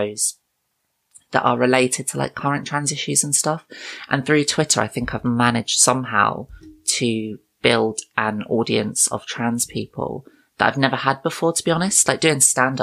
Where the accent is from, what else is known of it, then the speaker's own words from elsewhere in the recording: United Kingdom; I am a comedian from the United Kingdom